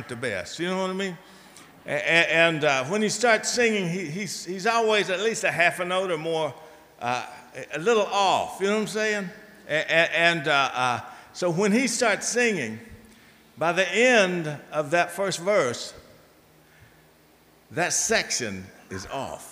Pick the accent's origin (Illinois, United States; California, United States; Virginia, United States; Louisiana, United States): Virginia, United States; moved away; my hometown in Virginia